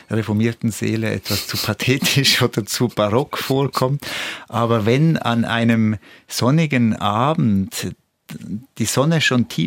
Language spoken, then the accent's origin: German; Switzerland; Aber ja, das hat doch, denke ich, diesen Teil der Schweiz, wo ich aufgewachsen bin, stark geprägt.